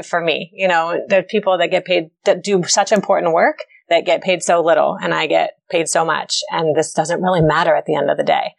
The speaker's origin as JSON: {"language": "English", "town": "Chevy Chase", "region": "Maryland", "country": "United States", "tie": "born or raised there", "said": "I grew up in Chevy Chase, Maryland"}